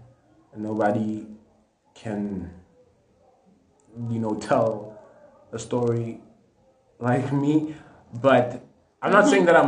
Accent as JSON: {"language": "English", "town": "Katlehong", "region": "Gauteng", "country": "South Africa", "said": "I'm from Katlehong"}